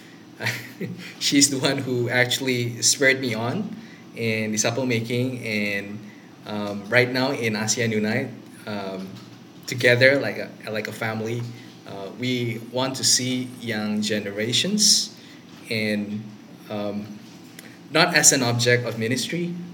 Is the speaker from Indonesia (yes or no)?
yes; Jakarta, Indonesia; I live in the western part of Jakarta. Been there since born